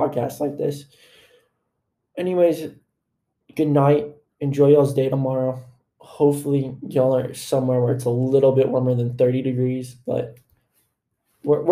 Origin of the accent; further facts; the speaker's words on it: Florida, United States; now in Texas, United States; I was born in Florida